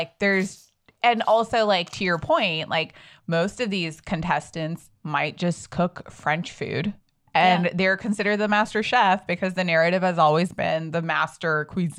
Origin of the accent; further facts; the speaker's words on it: India; it's hard enough sometimes being Indian and being put in that position.